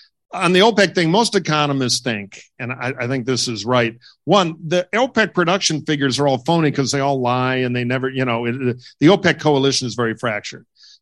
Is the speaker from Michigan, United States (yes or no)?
yes; Detroit, Michigan, United States; I'm from Michigan. I'm from Detroit.